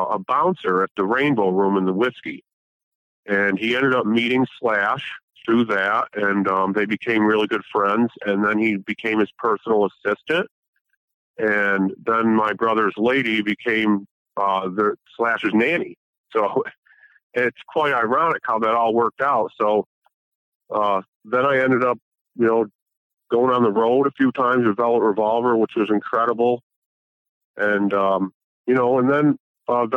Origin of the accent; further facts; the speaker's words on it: Glens Falls, New York, United States; Glens Falls, New York, which is my hometown